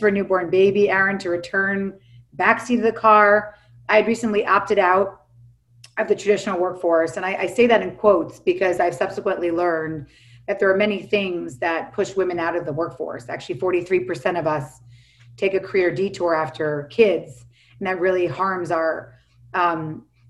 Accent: New York City, New York, United States; now in Los Angeles, United States; I live in Los Angeles now, even though I'm from New York City.

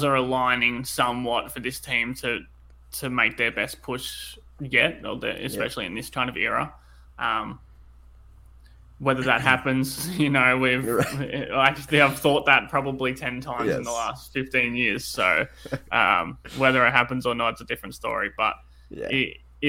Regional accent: Australia; accent: Australian; I'm obviously in Australia, as you know, the listeners can tell from my accent

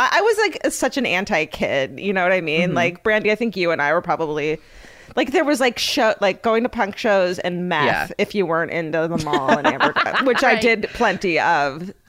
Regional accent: Orange County, California, United States; I grew up in Orange County

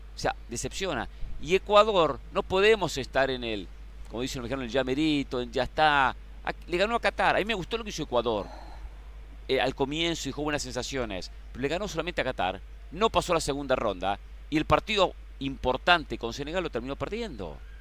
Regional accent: Argentina; como argentino

